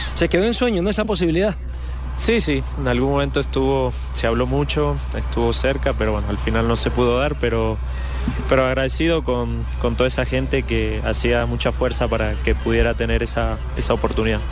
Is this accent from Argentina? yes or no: yes; Argentina; now in Colombia; Nací en Argentina, pero mi, mi, digamos, mi profesión, mi carrera eh, futbolística la hice acá